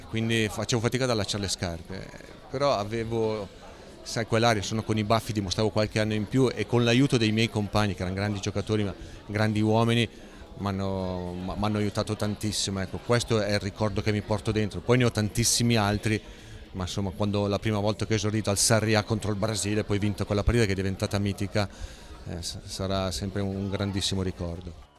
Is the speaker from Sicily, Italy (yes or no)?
no; Milan, Lombardy, Italy; Da buon lombardo milanese